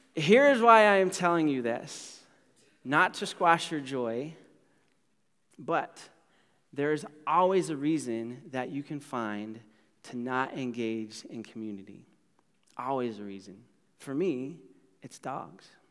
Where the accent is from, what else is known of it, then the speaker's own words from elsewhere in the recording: United States; I'm from America